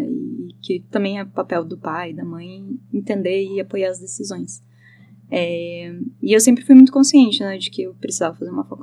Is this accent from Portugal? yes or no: no; Joinville, Santa Catarina, Brazil; moved away as an adult; now in Curitiba, Brazil; Não, eu sou de Joinville. Joinville. todo mundo mora, mora lá.